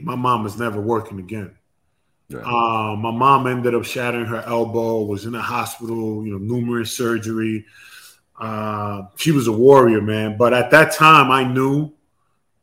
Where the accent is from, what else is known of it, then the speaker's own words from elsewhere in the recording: New York City, New York, United States; I'm from Queens